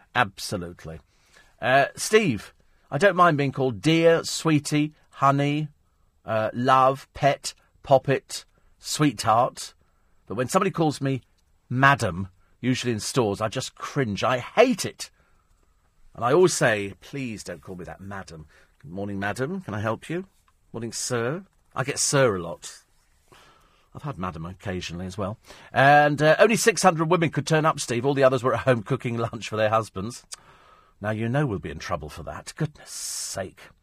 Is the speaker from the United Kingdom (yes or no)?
yes; United Kingdom; We're British